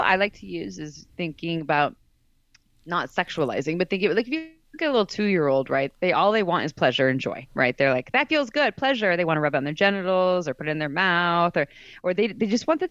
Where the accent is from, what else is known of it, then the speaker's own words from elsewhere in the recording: Santa Cruz, California, United States; I grew up in Santa Cruz, California